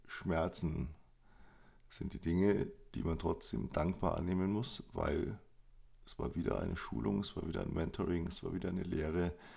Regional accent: Munich, Bavaria, Germany; Ich bin groß geworden in München

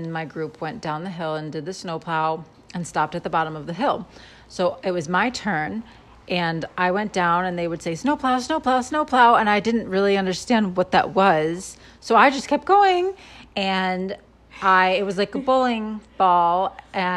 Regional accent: Adirondacks, New York, United States; We grew up in the Adirondacks

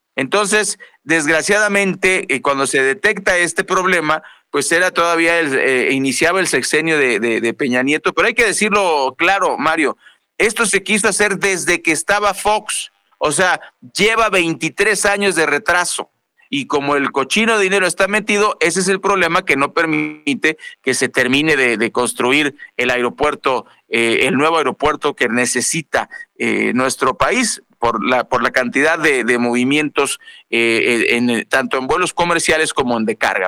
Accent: Mexico; como mexicanos

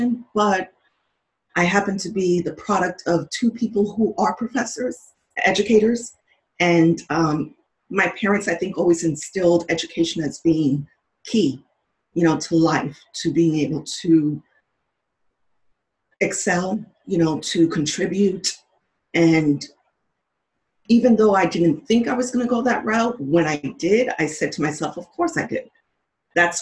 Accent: New York, United States; I'm a New Yorker

